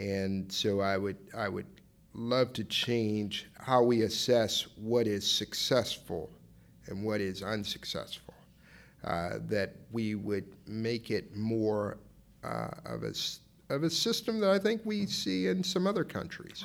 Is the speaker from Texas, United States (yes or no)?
yes; Dallas, Texas, United States; I'm from Dallas